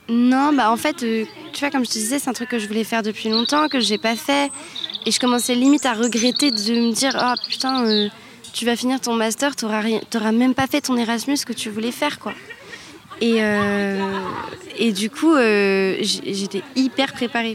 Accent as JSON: {"language": "French", "country": "France", "said": "on est français"}